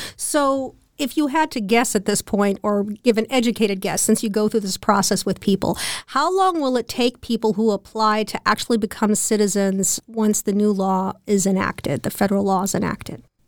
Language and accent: English; United States; now in Berlin, Germany; I, as an American, can keep my original citizenship in addition to taking on the German one